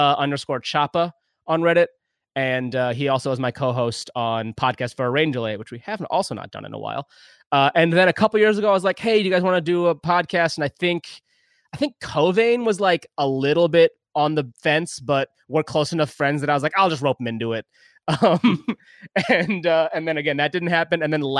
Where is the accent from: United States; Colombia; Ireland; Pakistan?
Pakistan; born there; I was born in Pakistan.